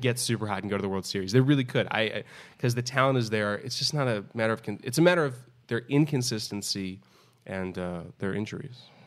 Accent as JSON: {"language": "English", "town": "New York City", "region": "New York", "country": "United States", "tie": "born or raised there", "said": "I grew up in New York City"}